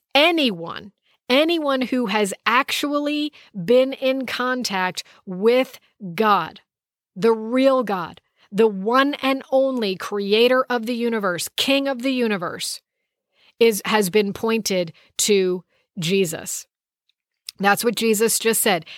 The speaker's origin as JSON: {"language": "English", "country": "United States", "said": "I'm from the United States of America"}